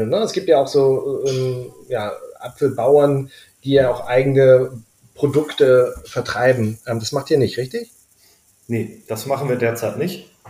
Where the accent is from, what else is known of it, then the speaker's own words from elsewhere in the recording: Schleswig-Holstein, Germany; ich bin selber Norddeutscher, ich komme aus Schleswig-Holstein, deswegen sage ich auch Pfannkuchen.